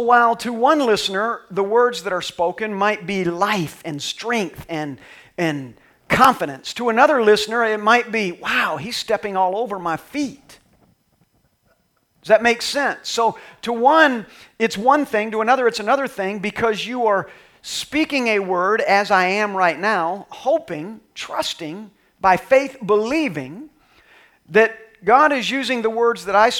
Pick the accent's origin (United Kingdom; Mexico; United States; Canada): United States; Texas; I'm from Texas, so we don't say our H's